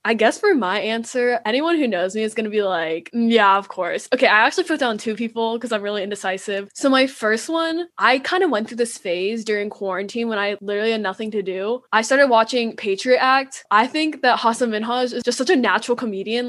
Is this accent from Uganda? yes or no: no; Metro Atlanta, Georgia, United States; I'm from Atlanta, 45 minutes outside Atlanta.